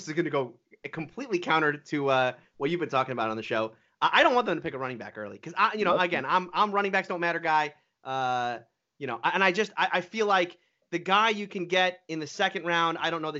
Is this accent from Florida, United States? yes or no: yes; Florida, United States; I'm from the South. I'm from Florida. Racing is like just in my blood.